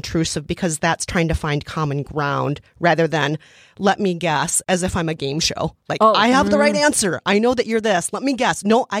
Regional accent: Minnesota, United States

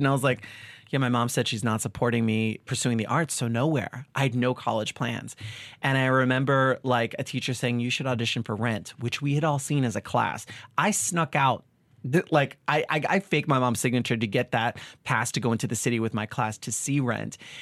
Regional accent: Long Island, New York, United States; I was a kid from Long Island

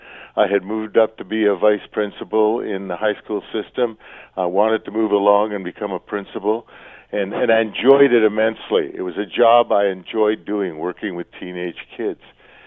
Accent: Canada; being a Canadian, especially back in those days, a Canadian football player

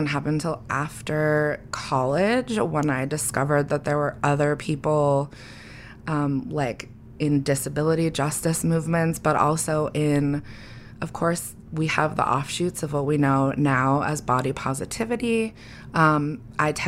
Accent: New England, United States; I grew up in New England where for some reason almost everyone looks the fucking same

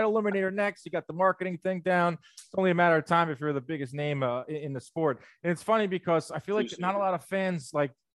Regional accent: New York City, New York, United States; I'm from New York City

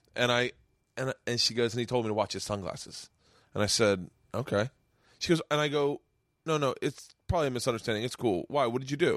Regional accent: the South, United States; I grew up in the South. We were born, we were raised on that shit

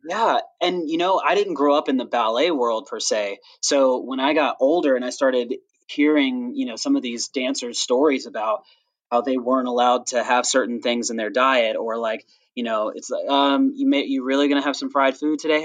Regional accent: the South, United States; I'm actually from the South

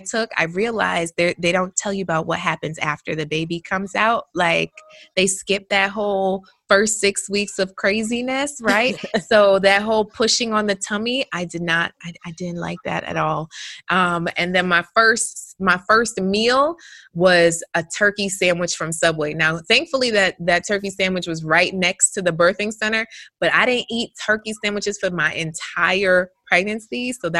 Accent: Jamaica; When I first came home, I'm Jamaican, right? So my mom and my grandma ended up coming over the following week

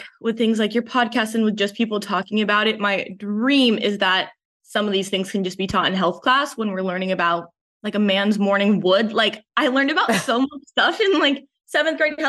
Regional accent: Palos Verdes, California, United States; I'm from Palos Verdes, so like the South Bay

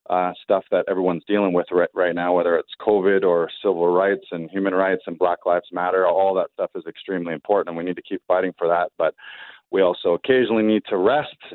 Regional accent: Orillia, Ontario, Canada; I had done a sellout show in my hometown in Orillia, which incidentally I had never done a show.

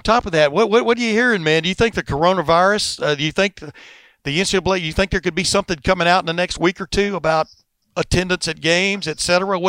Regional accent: Alabama, United States; moved away; also born or lived in Texas; I grew up in Alabama, and then we moved to Texas.

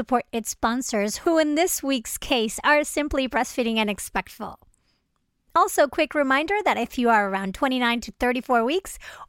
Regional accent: Venezuela; moved away; I'm originally from Venezuela.

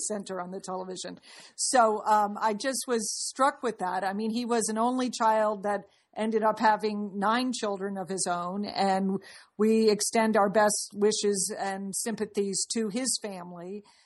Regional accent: Dallas, Texas, United States; I'm from Dallas

